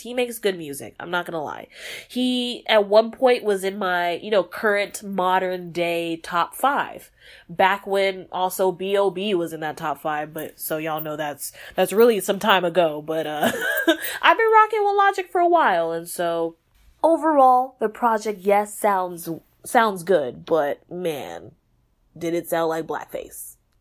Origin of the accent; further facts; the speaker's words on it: Texas, United States; I'm from Texas